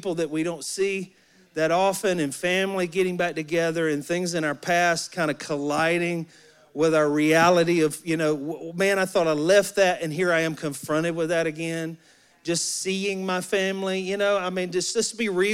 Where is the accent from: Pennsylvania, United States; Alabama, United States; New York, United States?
Alabama, United States; I'm from Alabama. I grew up in Alabama in the woods